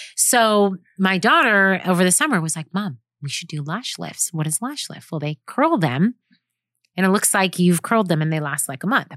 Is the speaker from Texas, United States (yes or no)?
no; New York, United States; now in Orange County, California, United States; living and working in Orange County, California, born and raised in New York.